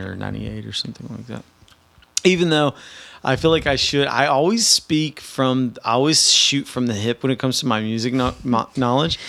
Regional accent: Nashville, Tennessee, United States; moved away; I'm from Nashville.

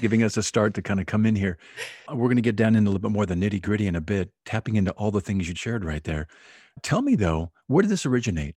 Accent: Oahu, Hawaii, United States; Oahu, Hawaii, which is my hometown

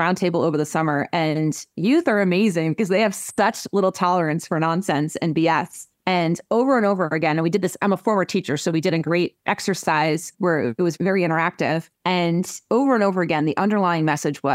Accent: Hunterdon County, New Jersey, United States; also born or lived in Ireland / Germany / Oxford, England; I grew up in Hunterdon County

